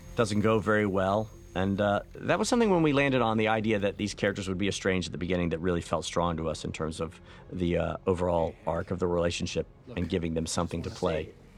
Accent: the South, United States; I'm from the South

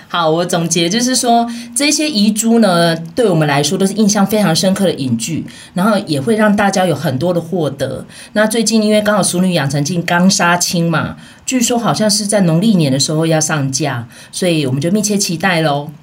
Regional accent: Taipei, Taiwan; 小时候我们乡下回去的时候，因为我们住台北的

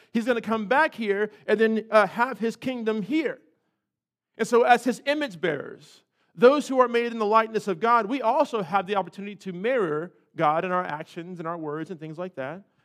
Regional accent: California, United States; now in North Carolina, United States; I was raised in California.

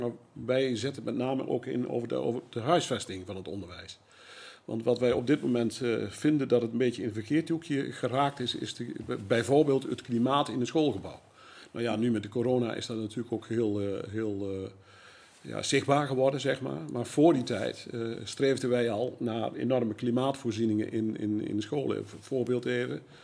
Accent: Zevenaar, Gelderland, Netherlands; geboren en getogen in Zevenaar.

